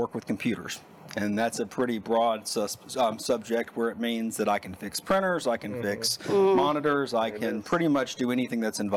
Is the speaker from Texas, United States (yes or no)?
no; North Louisiana, United States; moved away; Grew up in North Louisiana. I have one sister, and my entire family still lives in North Louisiana